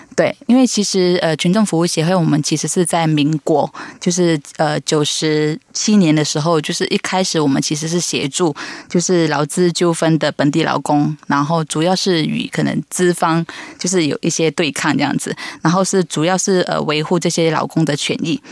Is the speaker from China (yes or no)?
no; Malaysia; moved away as an adult; also born or lived in Tamsui, Taiwan; now in Taiwan; 因为我是来自马来西亚